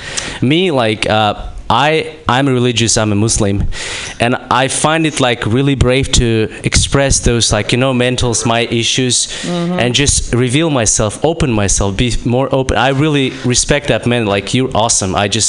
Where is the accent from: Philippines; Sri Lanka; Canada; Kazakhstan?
Kazakhstan; English is a second language; I'm from Kazakhstan.